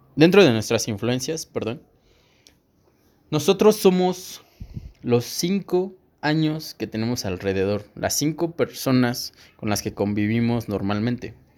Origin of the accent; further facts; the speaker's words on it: State of Mexico, Mexico; yo soy de aquí, del Estado de México